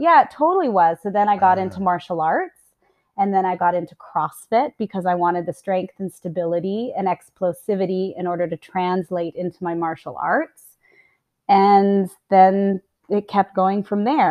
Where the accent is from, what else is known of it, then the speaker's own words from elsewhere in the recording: Livingston, Montana, United States; moved away; also born or lived in Utah; I'm American. I was born in Utah, raised in Montana